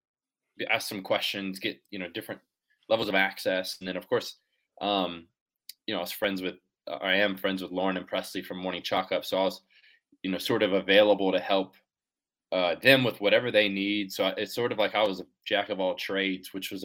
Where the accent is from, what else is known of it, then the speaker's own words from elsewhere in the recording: Jacksonville Beach, Florida, United States; I'm from Jacksonville Beach